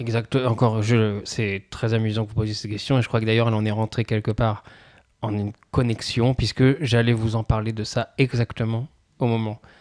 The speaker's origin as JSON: {"language": "French", "town": "Pithiviers", "region": "Centre-Val de Loire", "country": "France", "tie": "born or raised there", "said": "j'ai grandi à Pithiviers, moi encore, donc on n'est pas, on n'est pas tout à fait à côté de Paris"}